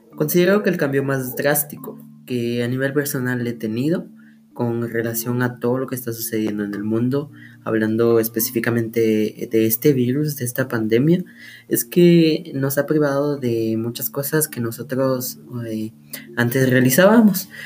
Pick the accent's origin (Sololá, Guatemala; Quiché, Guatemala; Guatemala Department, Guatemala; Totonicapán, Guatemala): Sololá, Guatemala; soy de Solola